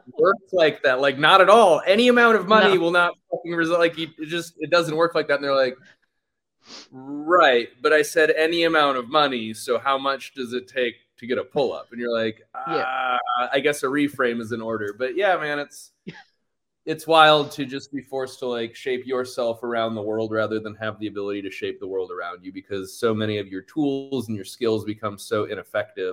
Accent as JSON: {"language": "English", "town": "Sarasota", "region": "Florida", "country": "United States", "tie": "born or raised there", "moved": "as an adult", "lives_now": "Austin, United States", "said": "growing up in Sarasota"}